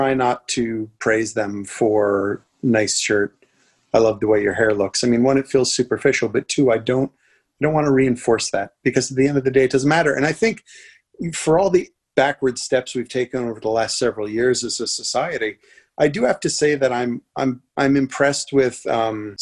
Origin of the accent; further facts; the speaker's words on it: New York, United States; I'm from New York.